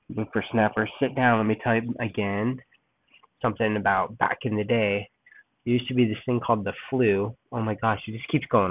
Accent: Los Angeles, California, United States; moved away as an adult; also born or lived in San Diego, California / Oakland, California / Berkeley, California; now in Texas, United States; I was born and raised in Los Angeles until I was about 13. We moved down to San Diego

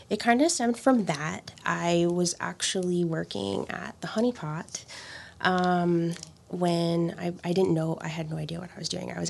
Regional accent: Miami, Florida, United States; I'm from Miami originally.

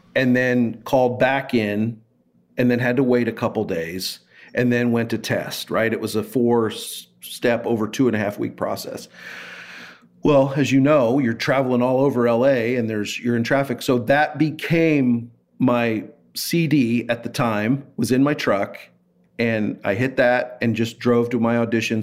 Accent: Kansas City, United States; moved away as an adult; now in Los Angeles, United States; I said, "Kansas City."

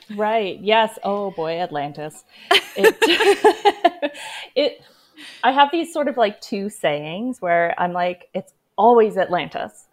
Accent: Canada; I am Canadian

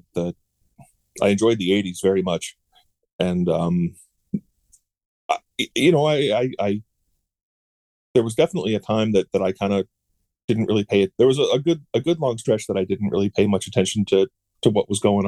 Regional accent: Charlottesville, Virginia, United States; I grew up in Virginia in Charlottesville

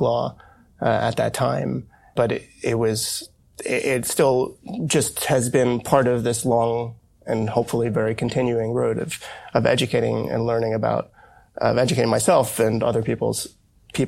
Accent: United States; growing up as an American

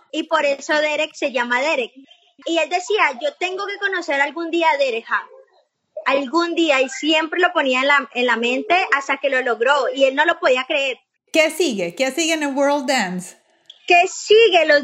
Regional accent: Colombia; Sí, sí, como somos nosotros los colombianos.

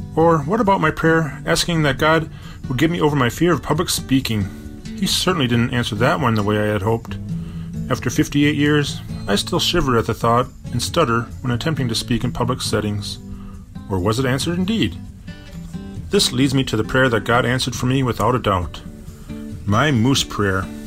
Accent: Bloomington, Minnesota, United States; now in Minneapolis, United States; growing up in Bloomington, Minnesota, the middle child of a cluster of eight devout Catholic kids

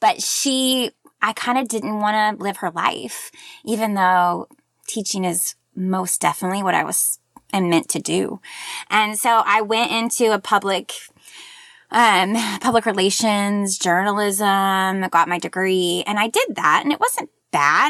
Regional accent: Tulsa, Oklahoma, United States; also born or lived in Joplin, Missouri; now in Oklahoma City, United States; I was born in Joplin, Missouri, and then my family li-, uh, lived, uh, in Tulsa, and now I live in Oklahoma City with my family

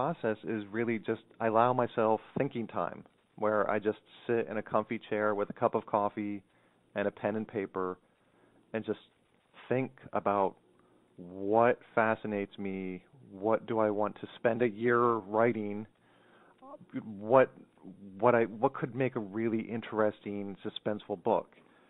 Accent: Montour County, Pennsylvania, United States; It's the tiniest county in the state, Montour County.

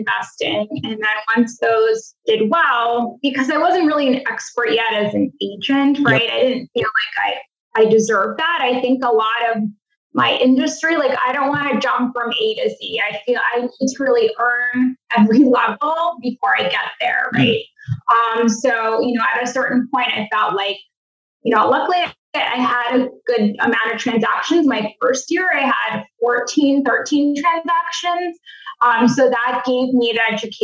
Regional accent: Massachusetts, United States; I'm from Massachusetts

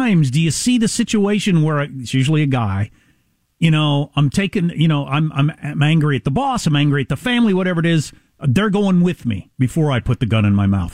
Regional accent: United States; As an American

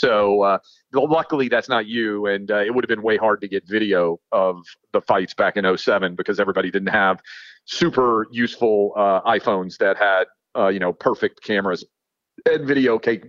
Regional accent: Nashville, Tennessee, United States; A game here in my hometown of Nashville. I started going to games when I was 5 years old.

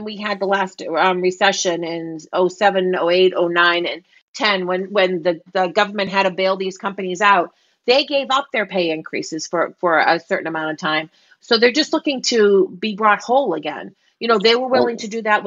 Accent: Boston, Massachusetts, United States; accent: Boston; my Boston accent

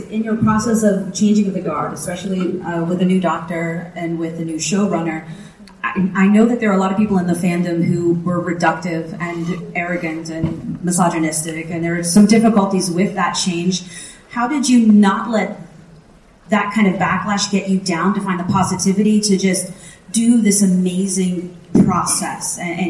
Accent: Virginia, United States; I'm from Virginia.

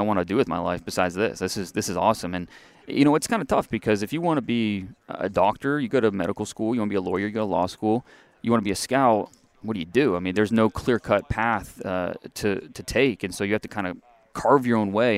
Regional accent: Ohio, United States; moved away; also born or lived in Texas; I grew up in Ohio

